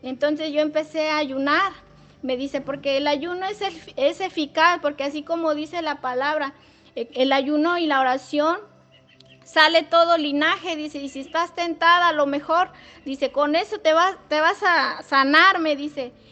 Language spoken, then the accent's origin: Spanish; Matlapa, San Luis Potosí, Mexico; soy de Nexcuayo, Matlapa